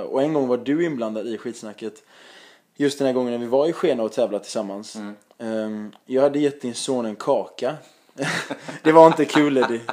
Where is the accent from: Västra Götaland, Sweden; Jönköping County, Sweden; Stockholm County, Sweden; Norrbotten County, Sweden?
Västra Götaland, Sweden; Gothenburg